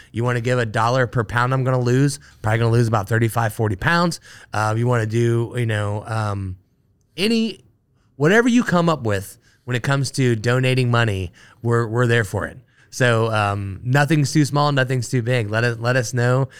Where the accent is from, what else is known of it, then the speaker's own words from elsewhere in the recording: Dayton, Ohio, United States; moved away as an adult; now in Cincinnati, United States; I grew up in Dayton, Ohio